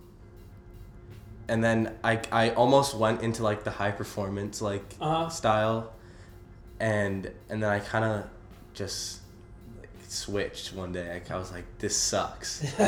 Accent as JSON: {"language": "English", "town": "Los Angeles", "region": "California", "country": "United States", "tie": "born or raised there", "also_born_or_lived": "Santa Monica, California", "said": "I was born technically in Santa Monica, but I grew up in Venice Beach, California"}